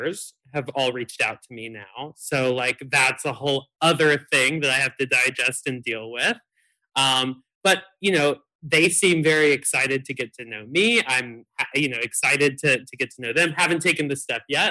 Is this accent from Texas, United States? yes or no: yes; Texas, United States; moved away as an adult; also born or lived in Syracuse, New York; growing up in Texas